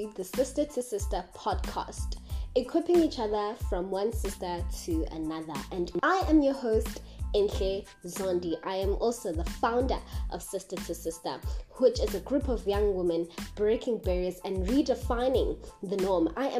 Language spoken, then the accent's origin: English; South Africa; being a South African female in this century